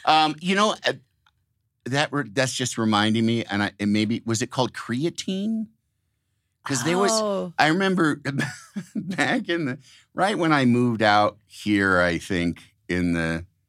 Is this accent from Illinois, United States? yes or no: yes; Illinois, United States; I'm from Illinois.